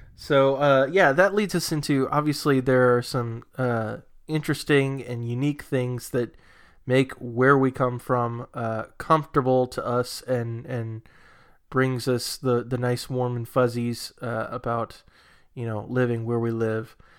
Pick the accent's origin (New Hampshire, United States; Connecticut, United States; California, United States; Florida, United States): New Hampshire, United States; moved away; where I come from, my, my home state, uh, of New Hampshire